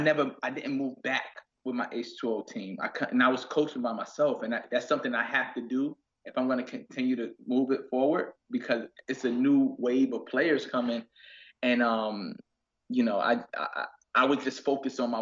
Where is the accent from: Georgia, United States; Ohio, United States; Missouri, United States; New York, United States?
New York, United States; New York City; being from Queens and growing up in Queens have made me super independent